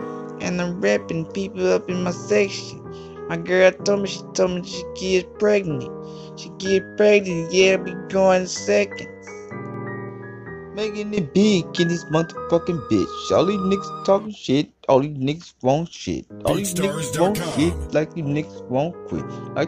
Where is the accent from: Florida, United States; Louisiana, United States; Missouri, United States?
Louisiana, United States; Baton Rouge; I'm from Baton Rouge. This is where I'm from. And in my hood, we don't mess around